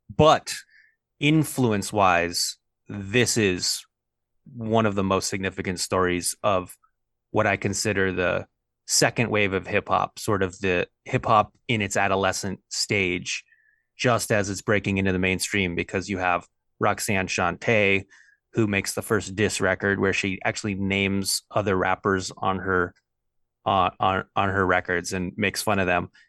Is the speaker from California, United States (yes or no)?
yes; Los Angeles, California, United States; I'm from Los Angeles, California.